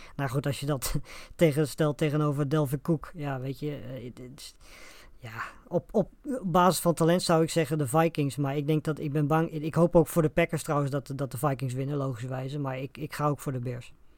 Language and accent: Dutch; Netherlands; voor ons als Nederlanders